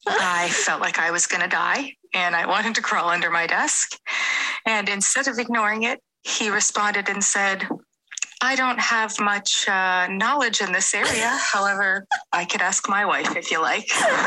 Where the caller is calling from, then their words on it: United States; as you can tell, I am not English. I'm actually in the U.S., and a lot of your slang I have to Google